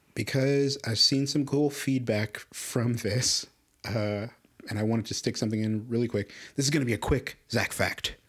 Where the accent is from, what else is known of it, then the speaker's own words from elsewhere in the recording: Chicago, Illinois, United States; moved away as an adult; now in Las Cruces, United States; I grew up in Chicago my life